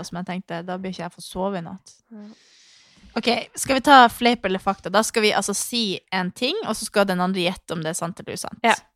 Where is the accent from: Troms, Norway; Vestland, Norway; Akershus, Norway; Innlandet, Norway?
Troms, Norway; Harstad; also born or lived in Svalbard; jeg kom til Harstad. For jeg hadde jo bodd på Svalbard, og så kom jeg i barnehagen